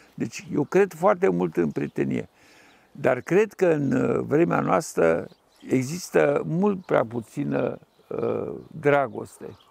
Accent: Suceava, Suceava County, Romania; am copilărit la Suceava

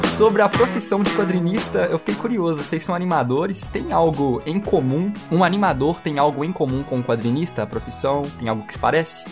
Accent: Belo Horizonte, Minas Gerais, Brazil; aqui em Belo Horizonte, nós somos de BH, Minas Gerais

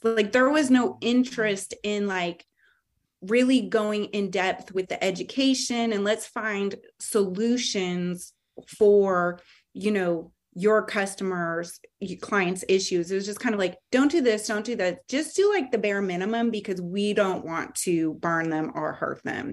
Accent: California, United States; now in Charlotte, United States; growing up in California

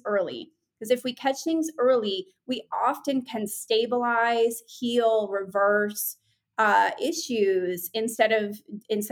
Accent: New England, United States; I grew up in New England and I was always an art kid

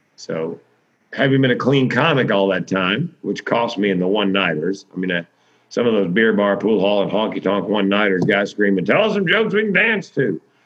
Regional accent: Raleigh, North Carolina, United States; moved away; it's Raleigh, it's my hometown

